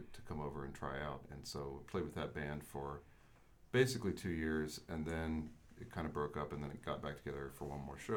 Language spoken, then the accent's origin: English; Savannah, Georgia, United States; moved away; also born or lived in North Carolina / Massachusetts / California; I was born in Savannah, Georgia. I was raised down there